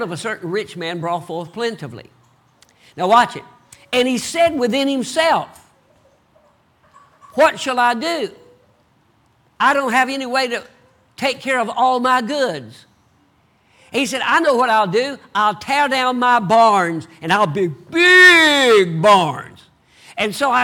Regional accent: the South, United States; accent: Southern; I talk like a Southerner

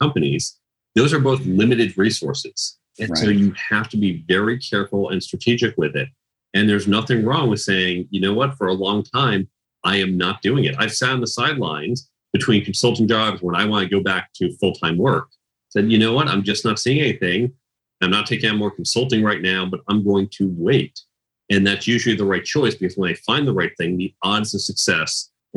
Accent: outside Chicago, Illinois, United States; I grew up outside Chicago

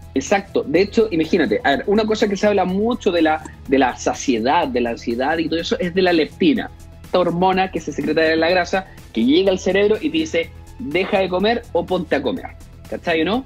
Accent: Concepción, Biobío, Chile; Yo soy de Concepción

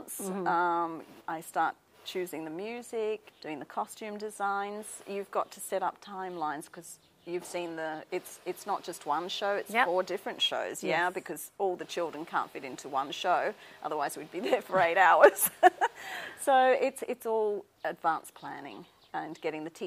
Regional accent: Australia; now in Hong Kong; Being an Australian

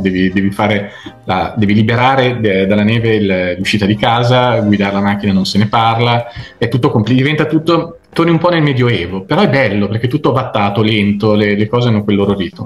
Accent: Zocca, Emilia-Romagna, Italy; also born or lived in Vignola; now in Treviso, Italy; sono zocchese, proprio zocchese dentro

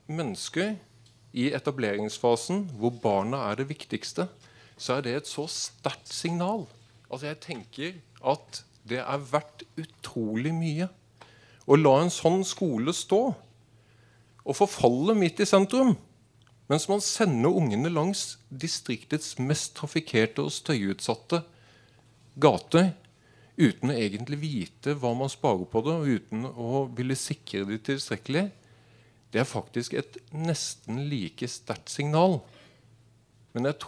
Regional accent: Arendal, Agder, Norway; jeg er innflytter fra Arendal.

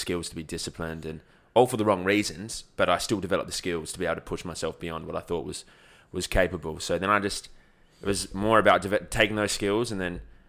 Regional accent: Australia; I'm born in Australia, yeah.

